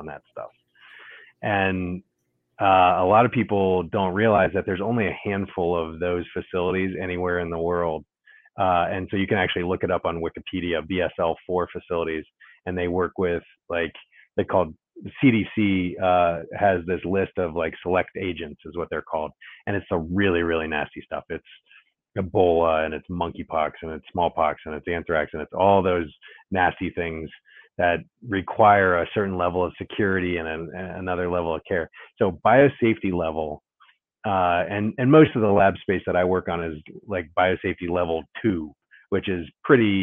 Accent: Ohio, United States; now in Washington, D.C., United States; I grew up in Ohio, lived in South Carolina for a couple summers, lived in Florida for a little bit

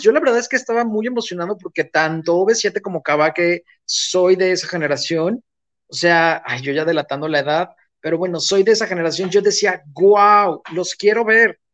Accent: Mexico; como buen este, eh, mexicano

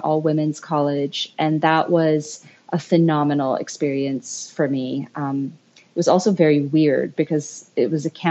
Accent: Philippines; moved away as an adult; also born or lived in United States; I grew up in the Philippines and biracial Filipino-American. My dad is Filipino and my mom is American

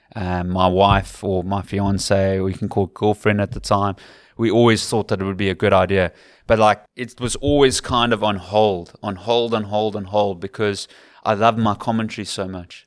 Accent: Cape Town, Western Cape, South Africa; accent: Western Cape / Capetonian; moved away as an adult; now in Ireland; my accent is too Western Capey. It's too Capetonian

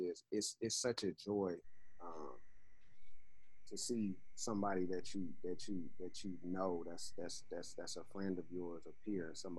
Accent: Oakland, California, United States; moved away; also born or lived in Atlanta; I'm born and raised from Oakland.

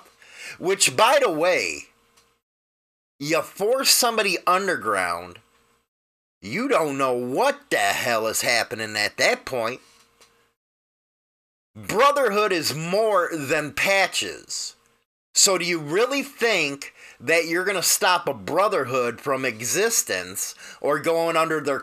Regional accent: United States; we're used to the way we do things here in the United States

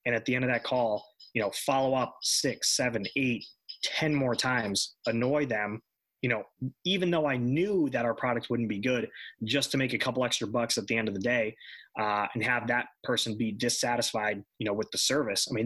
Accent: New York, United States; born there; you know, I was born in New York

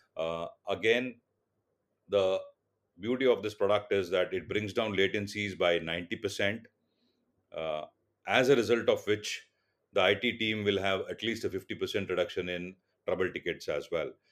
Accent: Mumbai, Maharashtra, India; first language Tulu; English is a second language; born and brought up in Mumbai

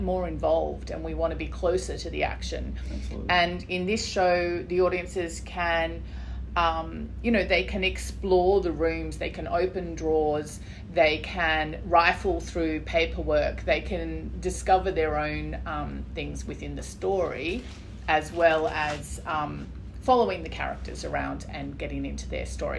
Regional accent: Brisbane, Queensland, Australia; Brisbane is my hometown, really.

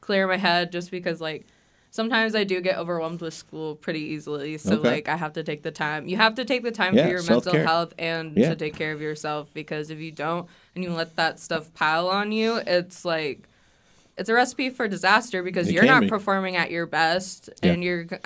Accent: Arkansas, United States; moved away as an adult; I'm from Arkansas

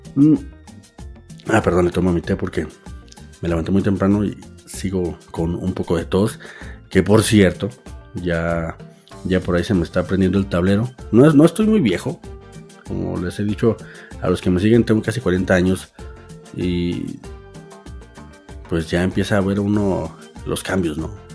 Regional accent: Aguascalientes, Mexico; soy un chilango de Aguascalientes

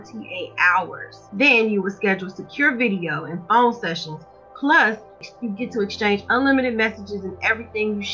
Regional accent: Chicago, Illinois, United States; I'm from Chicago, Illinois. So when I went to high school, we have metal detectors.

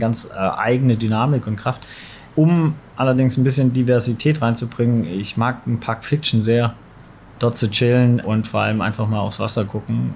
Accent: Swabia, Baden-Württemberg, Germany; moved away as an adult; also born or lived in Nottingham; now in Hamburg, Germany; ich komme aus dem Schwabenländler, aber bin sozialisiert auf St. Pauli

